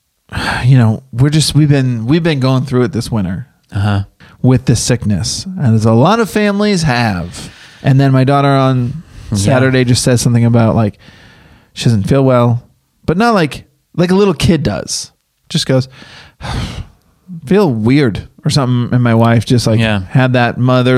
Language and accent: English; Massachusetts, United States; now in Los Angeles, United States; I grew up in Massachusetts. I've lived in the snow.